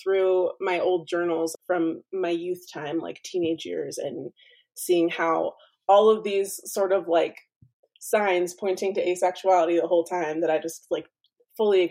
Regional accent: Orem, Utah, United States; I am a second generation Mexican American, born and raised in Orem, Utah

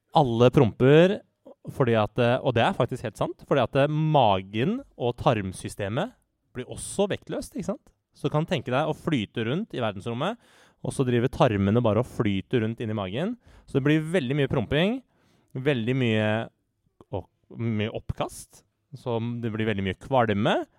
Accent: Norway; jeg er norsk statsborger og norsk

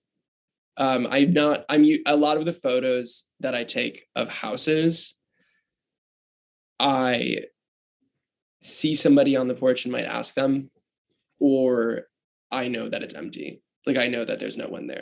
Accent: Michigan, United States; now in New York, United States; where I grew up in Michigan

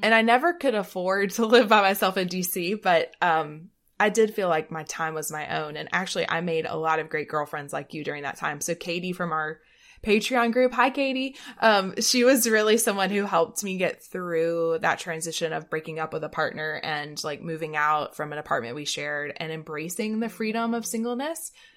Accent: the South, United States; we're both from the South

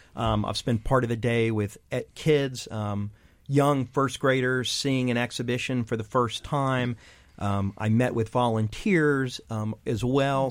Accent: Texas, United States; moved away as an adult; as a teen growing up in Texas

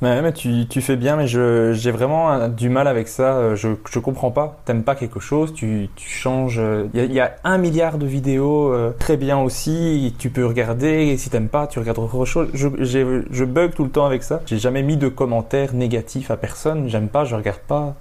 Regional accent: Belgium; Chez nous, en Belgique

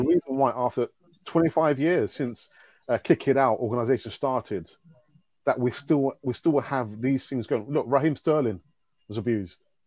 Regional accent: London, United Kingdom; I was born and bred in London

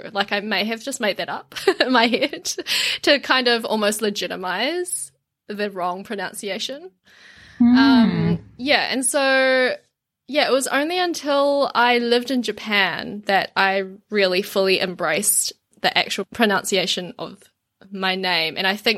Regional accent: Auckland, New Zealand; the area that I grew up in Auckland now is, like, Asia Central

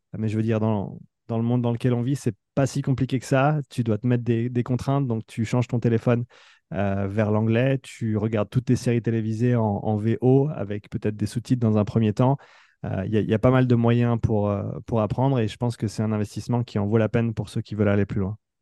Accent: Nyon, Vaud, Switzerland; moved away as an adult; also born or lived in France; l'équipe là où j'ai grandi, là où j'ai joué étant plus jeune aussi, ici à Nyon

